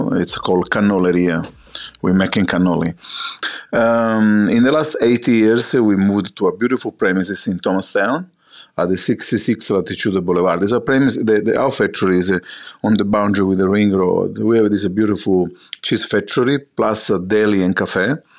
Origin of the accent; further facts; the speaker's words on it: Sicily, Italy; English is a second language; moved away as an adult; now in Australia; As an Italian, I grew up in Sicily all my life before I came to Australia. I was born in Sicily